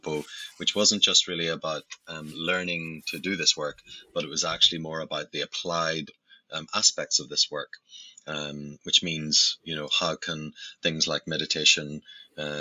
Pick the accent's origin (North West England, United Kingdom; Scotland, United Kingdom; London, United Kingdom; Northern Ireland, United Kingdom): Northern Ireland, United Kingdom; Belfast; You might hear from my accent, I actually come from Belfast in Northern Ireland, and grew up in a very adverse place